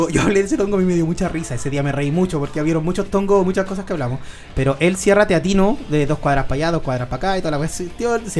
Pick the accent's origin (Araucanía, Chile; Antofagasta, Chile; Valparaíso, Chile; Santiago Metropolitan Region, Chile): Valparaíso, Chile; Santa María; yo no soy de acá. Yo siempre le digo a todos los invitados, yo soy de Santa María. Entonces yo pululo por Santa María, San Felipe, Yayay, trabajo acá.